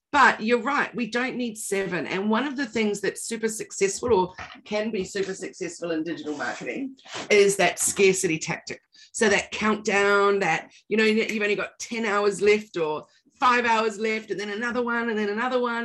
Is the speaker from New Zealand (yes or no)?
yes; New Zealand; now in Australia; I'm a Kiwi